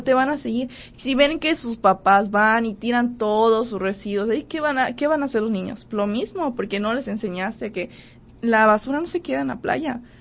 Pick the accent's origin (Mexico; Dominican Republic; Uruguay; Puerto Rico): Mexico; Cozumel, Quintana Roo; Yo soy de Cozumel